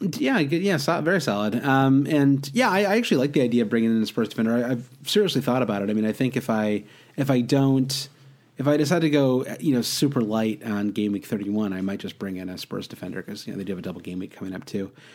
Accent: Midwest, United States; I grew up in the Midwest

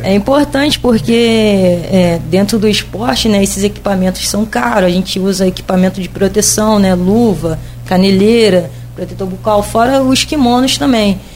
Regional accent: Rio de Janeiro, Brazil; moved away as an adult; also born or lived in São Luís; now in Campos dos Goytacazes, Brazil; eu sou carioca

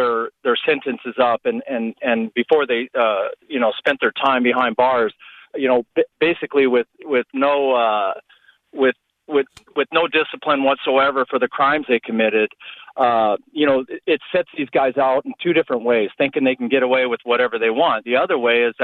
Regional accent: Arizona, United States; I'm from Arizona

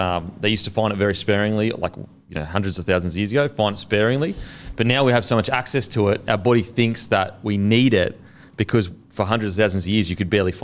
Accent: Australia; I'm just Australian

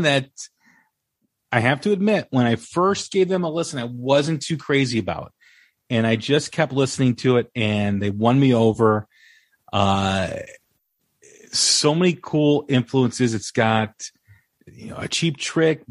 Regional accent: Chicago, Illinois, United States; I'm from Chicago

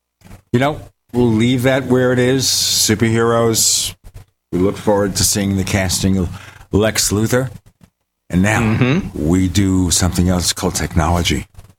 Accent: New York City, New York, United States; moved away; I'm from Brooklyn, so I can get away with doing a bad Brooklyn imitation because I'm from Brooklyn.

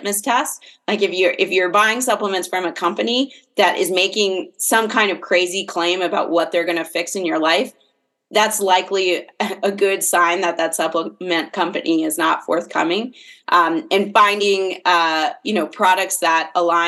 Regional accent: Fairfax County, Northern Virginia, United States; moved away as an adult; also born or lived in Ellicott City, Maryland; now in Salt Lake City, United States; I grew up on the East Coast, outside of DC

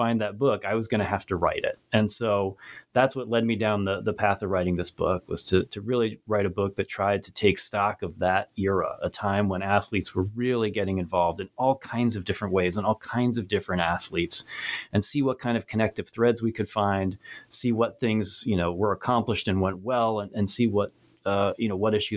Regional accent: Cherry Hill, New Jersey, United States; now in York, United States; I'm originally from Cherry Hill, New Jersey, but I'm currently a professor of history, an assistant professor of history at York College of Pennsylvania, York, Pennsylvania

